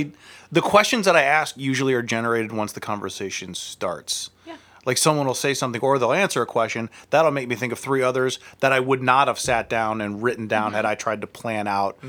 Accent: United Kingdom; Yes. I'm actually British, and I do that, like, the American accent.

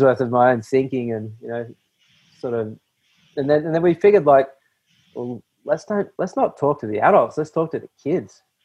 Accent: Australia; I grew up here in Australia

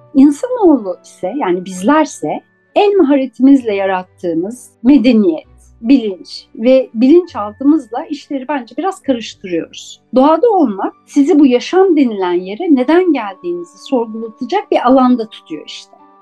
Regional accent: Istanbul, Turkey; Ben 1972 yılında İstanbul'da Levent'te doğdum.

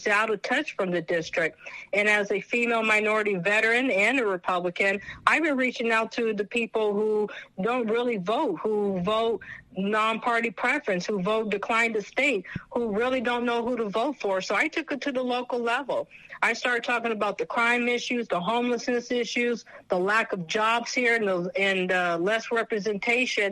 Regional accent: California, United States; being a Californian, because I was born and raised here

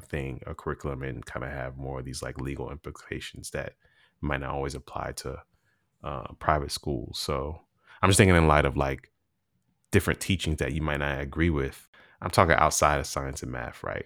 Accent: Virginia, United States; being from Virginia

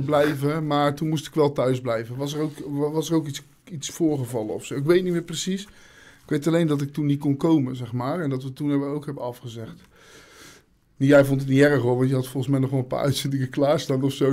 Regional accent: Zeeland, Netherlands; ik ben een Zeeuw, ik kom niet graag Zeeland uit

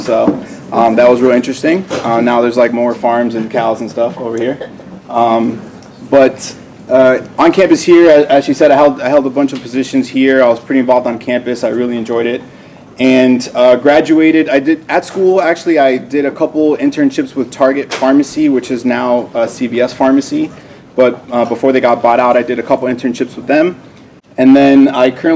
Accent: Miami, Florida, United States; also born or lived in New Jersey; I was raised in Miami, Florida

